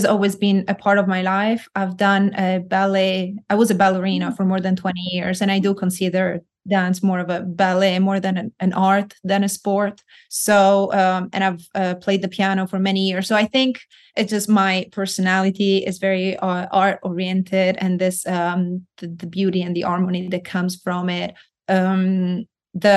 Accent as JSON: {"language": "English", "town": "Florence", "region": "Tuscany", "country": "Italy", "tie": "born or raised there", "also_born_or_lived": "Rome", "moved": "as an adult", "said": "I am Italian from Florence, born and raised."}